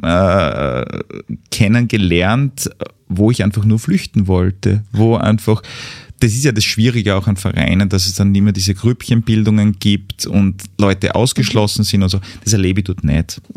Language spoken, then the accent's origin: German; Mürzzuschlag, Styria, Austria; einen großen Teil meiner Kindheit habe ich in den Räumlichkeiten ähm, des Brahms-Museums in Metz-Zuschlag mhm. verbracht